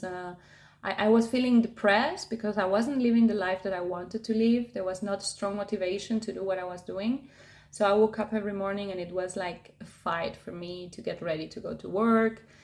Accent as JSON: {"language": "English", "country": "Argentina", "moved": "yes", "lives_now": "Tenerife, Spain", "said": "I'm originally from Argentina. I've been living in Tenerife now for about six years"}